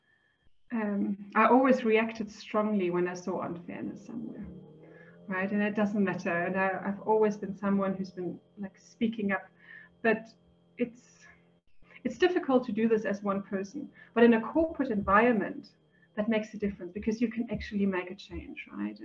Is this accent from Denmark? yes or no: no; Germany; moved away as an adult; also born or lived in Switzerland; now in South Africa; I'm originally from Germany.